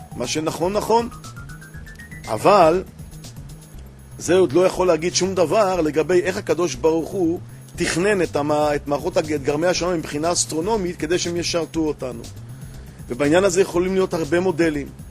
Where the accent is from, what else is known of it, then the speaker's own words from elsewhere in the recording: Ramat Gan, Tel Aviv District, Israel; אני אה, גדלתי ברמת גן